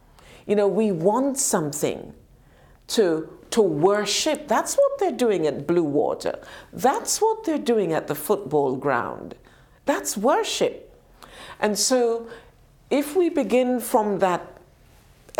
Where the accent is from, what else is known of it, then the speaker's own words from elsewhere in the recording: United Kingdom; also born or lived in Jamaica; we as British people